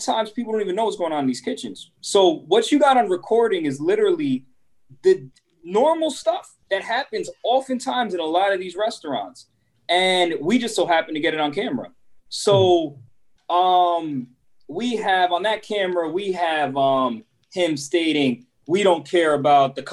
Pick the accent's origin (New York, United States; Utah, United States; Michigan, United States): New York, United States; New York City; first language Spanish; English is a second language; moved away as an adult; also born or lived in Puerto Rico (ancestry); now in North Carolina, United States; First generation here that educated here in New York City